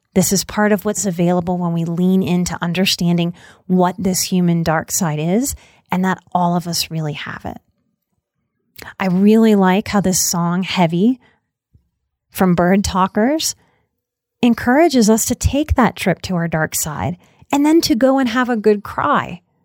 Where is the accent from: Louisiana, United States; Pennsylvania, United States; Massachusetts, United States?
Louisiana, United States; New Orleans; I'm also from New Orleans